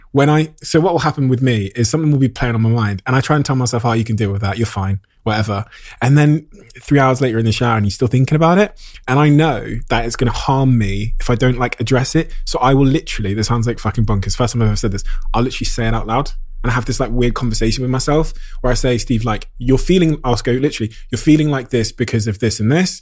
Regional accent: Plymouth, South West England, United Kingdom; me as a young kid growing up in Devon and Plymouth

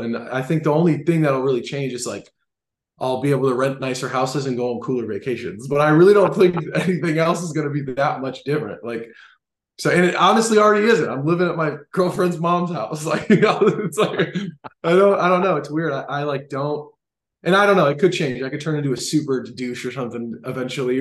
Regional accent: Los Angeles, California, United States; playing for my hometown team

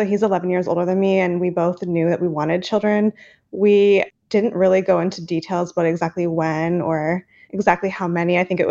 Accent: Alberta, Canada; I am from a small town in Alberta, Canada.

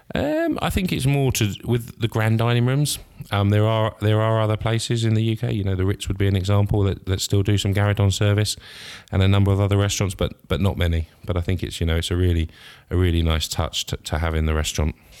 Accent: Scotland, United Kingdom; being Scottish

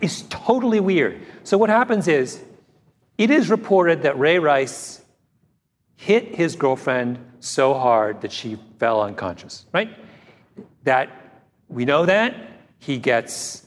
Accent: Canada; as a Canadian

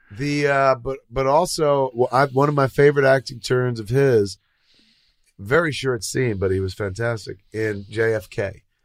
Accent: New Jersey, United States; accent: Jersey; moved away; I grew up in Jersey

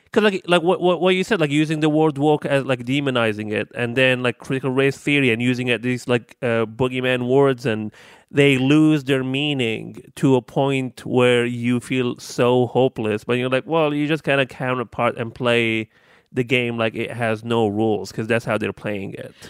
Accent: Libya; moved away as an adult; I am thirty-one years old, and I am from Libya, and I've been here for seven years.

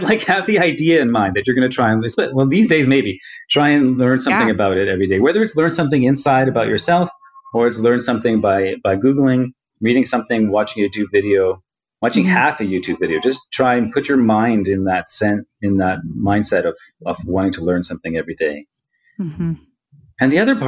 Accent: Toronto, Ontario, Canada; I was born here in Toronto. I'm from Toronto. I was born here in Toronto, but my parents were both born in India

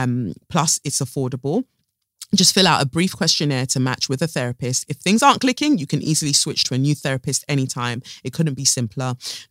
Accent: United Kingdom; born there; Me, I am born here and I'm British.

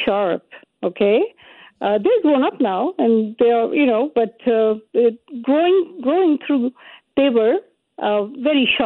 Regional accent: Karachi, Sindh, Pakistan; now in Calgary, Canada; I grew up in Karachi

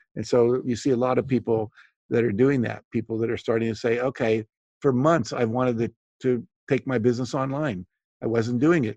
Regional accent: West Virginia, United States; I grew up in West Virginia

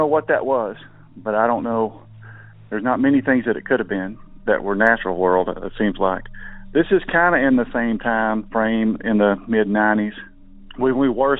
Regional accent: Northeast Texas, United States; I'm from Northeast Texas

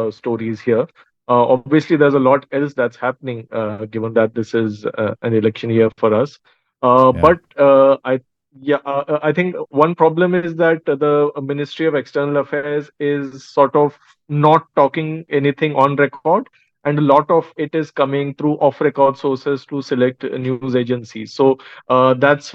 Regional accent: India; We have elections in India in 6 months' time

